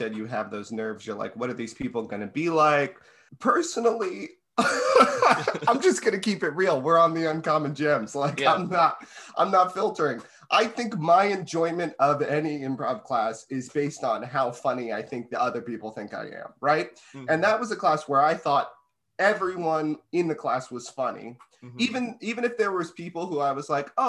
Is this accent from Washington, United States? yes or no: no; Connecticut, United States; I'm from Connecticut.